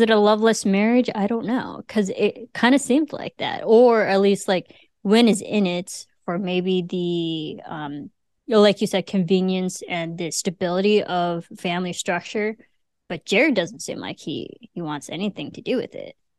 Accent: Illinois, United States; I'm from Illinois.

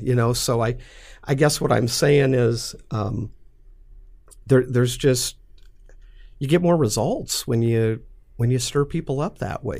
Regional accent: McCook, Nebraska, United States; I'm from McCook, Nebraska. You know, farm community

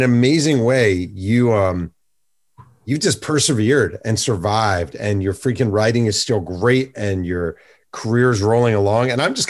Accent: New York, United States; I grew up in New York

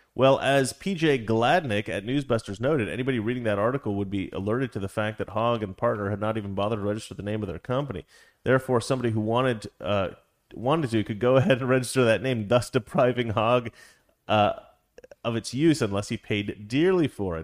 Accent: Salem, Oregon, United States; where I grew up in Salem

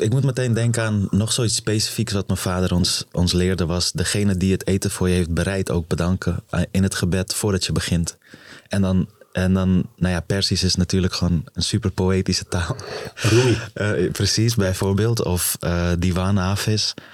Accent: Afghanistan; born there; geboren in Afghanistan in een gezin van. Eh, eh, ik was de derde van eh, drie zoons, de jongste toen nog. Ehm, op een gegeven moment gevlucht voor de oorlog.

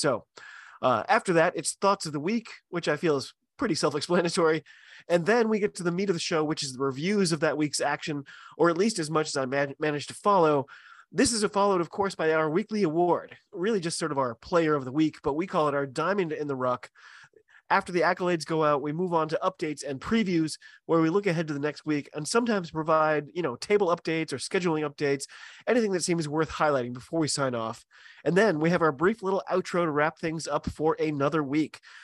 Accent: United States; I'm an American

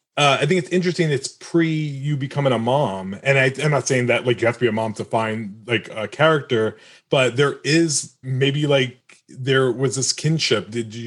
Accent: United States; I'm American. I was born in America

